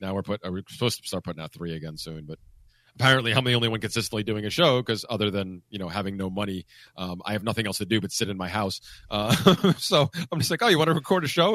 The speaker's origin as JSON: {"language": "English", "region": "Pennsylvania", "country": "United States", "tie": "born or raised there", "said": "that's the ski mountain I grew up on in Pennsylvania"}